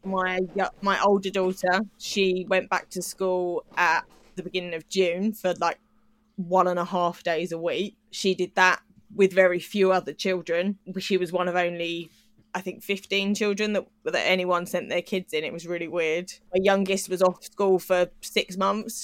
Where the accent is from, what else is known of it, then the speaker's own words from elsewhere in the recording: United Kingdom; as a British person